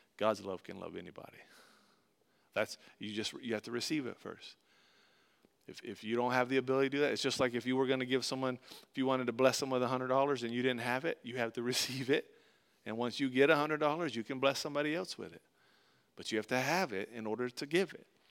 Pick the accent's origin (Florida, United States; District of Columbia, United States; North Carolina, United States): Florida, United States; Tampa; we grew up in Tampa, Florida